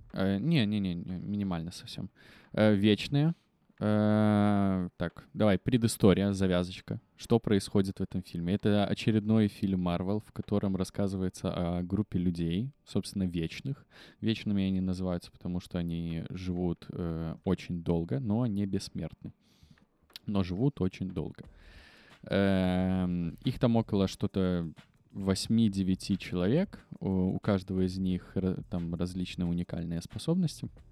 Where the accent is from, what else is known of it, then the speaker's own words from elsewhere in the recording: Belarus; все мы, белорусы